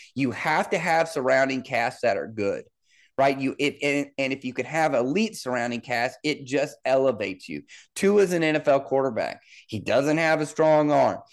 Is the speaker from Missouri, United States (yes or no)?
yes; Liberty, Missouri, United States; also born or lived in Kansas City, Missouri; I grew up in Kansas City, Missouri. I'm from, I'm from Liberty, Missouri